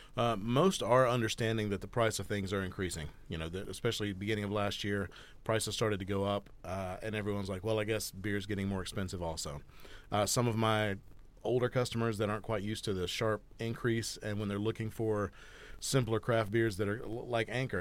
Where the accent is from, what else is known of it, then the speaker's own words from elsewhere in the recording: Georgia, United States; also born or lived in Florida Panhandle; now in Bend, United States; I'm originally from Georgia. Uh, in 2020, I moved here from the Florida Panhandle